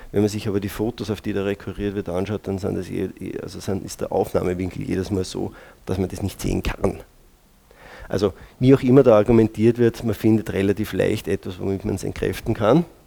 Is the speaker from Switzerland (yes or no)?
no; Braunau am Inn, Upper Austria, Austria; als gebürtiger Braunauer